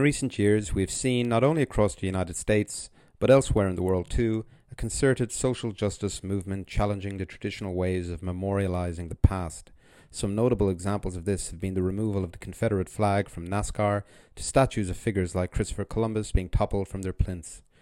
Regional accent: Ireland; now in France; I'm from Ireland

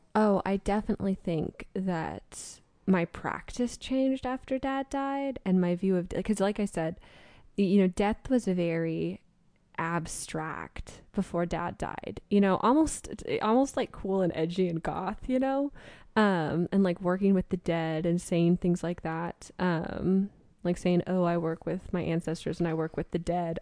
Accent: West Coast, United States; I grew up on the West Coast

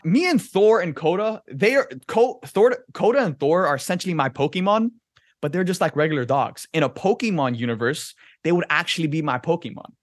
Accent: Miami, Florida, United States; growing up in Miami, like, the ocean is a huge part of your life

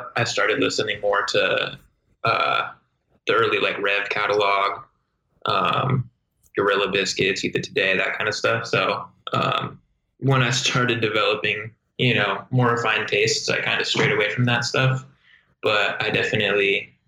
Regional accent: Inland Empire, California, United States; growing up in the Inland Empire

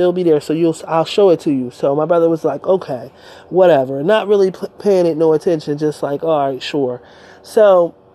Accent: Delaware, United States; I'm from Delaware

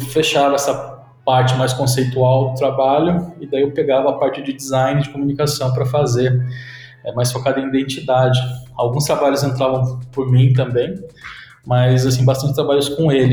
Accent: Sorocaba, São Paulo, Brazil; also born or lived in Mairinque; só nasci em Mairink, fiz meu check-in lá e daí depois fui para Sorocaba. É, e cresci em Sorocaba

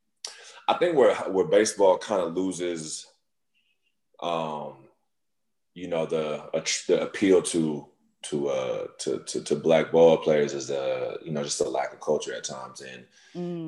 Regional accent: Inland Empire, California, United States; also born or lived in Philadelphia, Pennsylvania / Pasadena / Carson; I was born in Philly, but raised in the Inland Empire

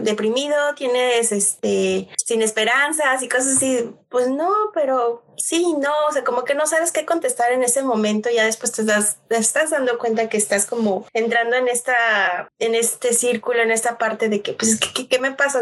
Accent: Tlaxcala, Mexico; moved away as an adult; also born or lived in Mexico City; mexicana, va nacida en la Ciudad de México, CDMX. Eh, pero viví toda mi infancia fue en el estado de Tlaxcala

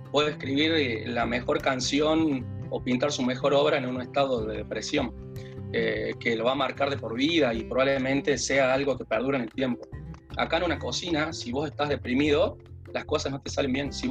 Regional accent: Salta, Argentina; now in Córdoba, Argentina; yo vine desde Salta, que no conocía eh, a nadie en Córdoba, tenía a mis hermanos acá

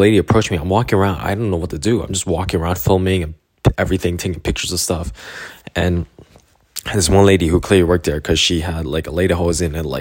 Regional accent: Canada; I'm from Canada.

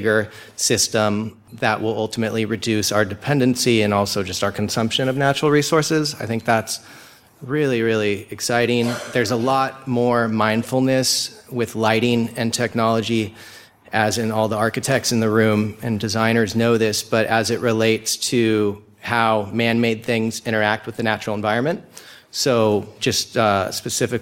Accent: Laguna Beach, California, United States; I'm from Laguna Beach, California

